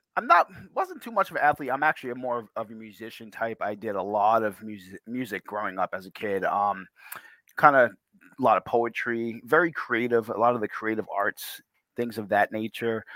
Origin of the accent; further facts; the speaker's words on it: Portsmouth, New Hampshire, United States; I grew up in Portsmouth, actually, um, just around the corner from Rye, New Hampshire